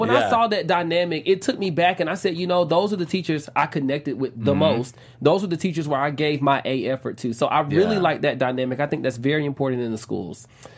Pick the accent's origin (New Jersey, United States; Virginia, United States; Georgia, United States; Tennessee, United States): Georgia, United States; Atlanta; I grew up in the South, I'm from Atlanta.